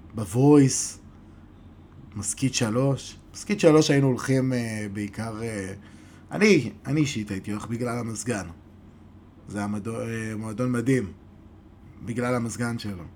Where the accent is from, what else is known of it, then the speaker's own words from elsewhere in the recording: Modi'in-Maccabim-Re'ut, Central District, Israel; אנחנו באים מרעות